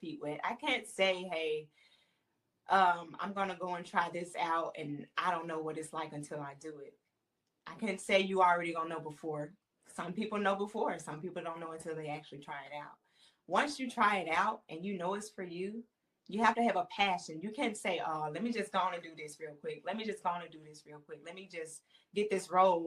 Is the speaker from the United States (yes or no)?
yes; Tennessee, United States; moved away as an adult; I'm from Tennessee. And so there's not a big industry in Tennessee with acting at all. So my husband and I, we moved here